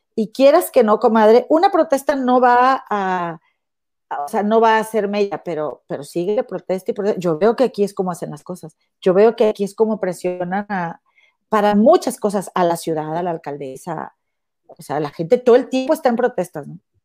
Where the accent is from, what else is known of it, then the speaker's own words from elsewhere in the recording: Mexico; moved away as an adult; tengo toda mi familia y mi vida y mis raíces en México